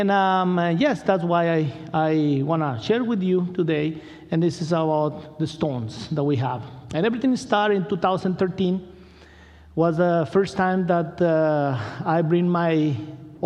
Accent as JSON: {"language": "English", "town": "Culiacán", "region": "Sinaloa", "country": "Mexico", "second_language": "English", "moved": "yes", "said": "I'm from Culiacan"}